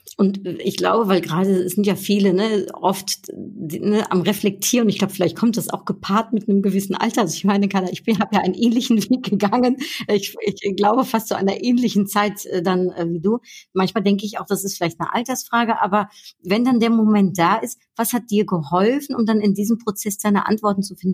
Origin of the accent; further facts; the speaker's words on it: Netherlands; ich bin ja Niederländerin